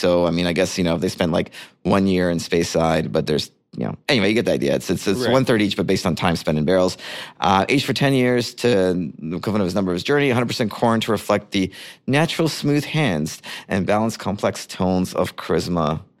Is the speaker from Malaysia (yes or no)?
no; Canada; As a Canadian, I should have.